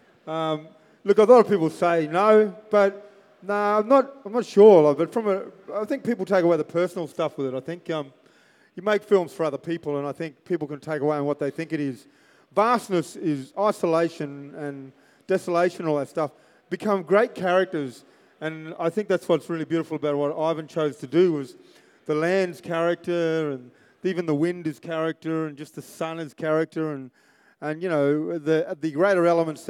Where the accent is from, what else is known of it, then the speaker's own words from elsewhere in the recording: Alice Springs, Northern Territory, Australia; I grew up in Alice Springs